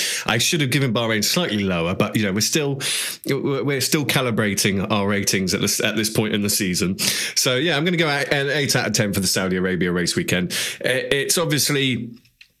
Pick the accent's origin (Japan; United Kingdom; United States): United Kingdom; we're British.